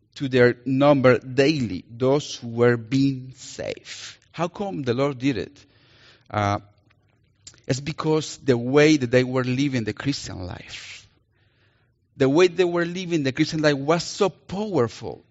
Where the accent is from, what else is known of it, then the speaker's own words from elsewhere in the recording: Colombia; accent: Colombian; English is a second language; now in Minnesota, United States; I'm gonna use my Colombian accent. because I'm Colombian